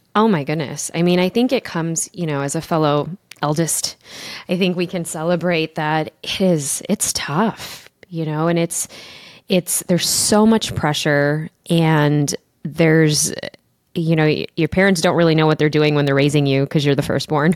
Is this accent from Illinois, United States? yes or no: yes; Chicago, Illinois, United States; my mom and my dad, they were immigrants, and I grew up in Chicago